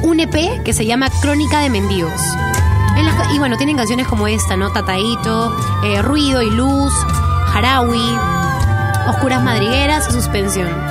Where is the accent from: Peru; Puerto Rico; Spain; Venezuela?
Peru